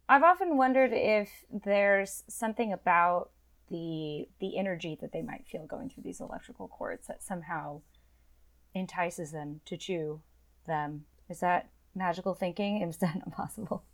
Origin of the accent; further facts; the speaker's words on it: Illinois, United States; I am from Illinois